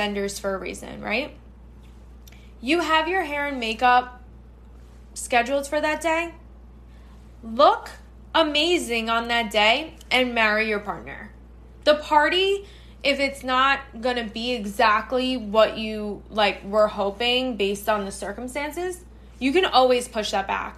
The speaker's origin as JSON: {"language": "English", "region": "New York", "country": "United States", "tie": "born or raised there", "said": "I am based, born and bred in New York."}